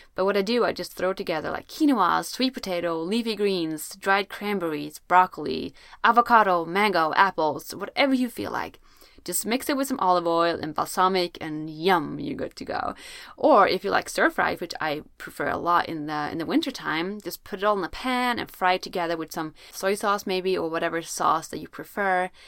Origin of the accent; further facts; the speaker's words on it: Sweden; I'm from Sweden, where it's usually very cold